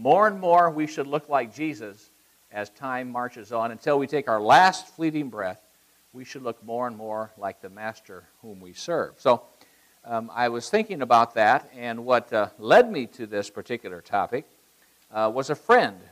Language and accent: English; Iowa, United States; moved away; I grew up in Iowa.